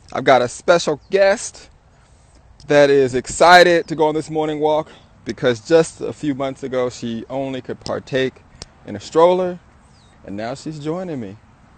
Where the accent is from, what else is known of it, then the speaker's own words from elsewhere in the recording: Southern California, United States; I'm from Southern California